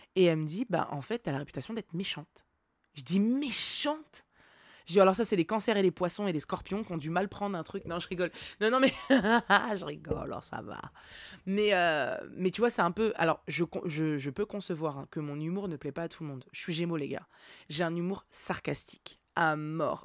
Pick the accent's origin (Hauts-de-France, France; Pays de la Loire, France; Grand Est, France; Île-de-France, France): Pays de la Loire, France; Nantes; j'ai grandi à Nantes.